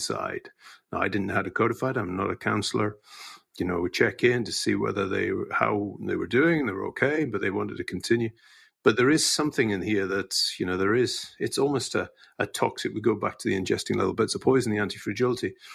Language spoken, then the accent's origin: English; Scot, Scotland, United Kingdom; as a Scot